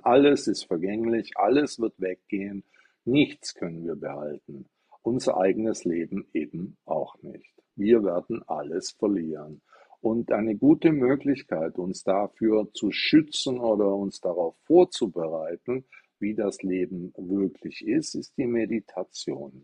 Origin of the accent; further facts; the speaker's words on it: Stuttgart, Baden-Württemberg, Germany; ich komme aus Stuttgart